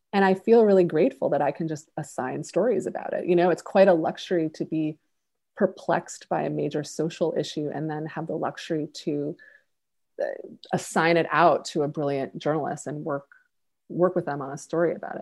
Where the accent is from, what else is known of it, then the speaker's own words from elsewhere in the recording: Buffalo, New York, United States; my hometown of Buffalo